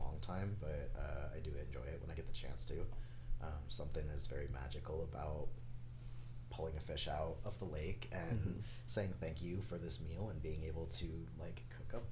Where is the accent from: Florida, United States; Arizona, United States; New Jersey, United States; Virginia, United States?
Arizona, United States; Phoenix; I grew up here. I was born and raised in Phoenix